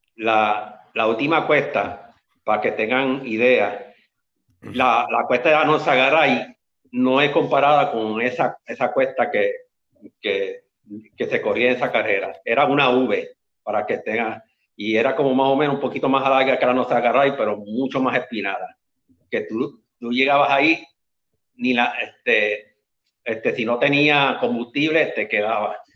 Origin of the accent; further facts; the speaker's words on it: Las Piedras, Puerto Rico; moved away as an adult; now in Carolina, Puerto Rico; Yo soy original del pueblo de Las Piedras, pero vivo aquí ahora mismo en Carolina